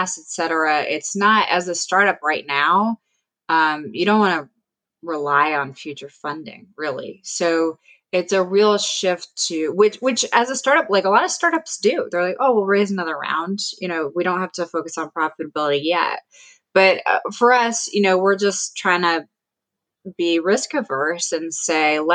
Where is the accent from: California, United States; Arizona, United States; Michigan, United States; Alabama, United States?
California, United States; Oakland; moved away as an adult; also born or lived in Switzerland / New Jersey; I grew up in Oakland, California, in the Bay Area